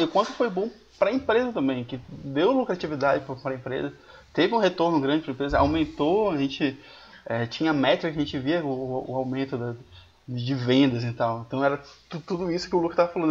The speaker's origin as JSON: {"language": "Portuguese", "town": "Belém", "region": "Pará", "country": "Brazil", "moved": "yes", "lives_now": "Curitiba, Brazil", "said": "Eu sou de Belém"}